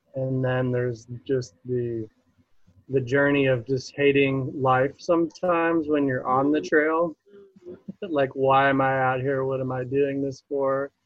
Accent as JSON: {"language": "English", "town": "Buffalo", "region": "New York", "country": "United States", "tie": "born or raised there", "said": "I was born in Buffalo, New York."}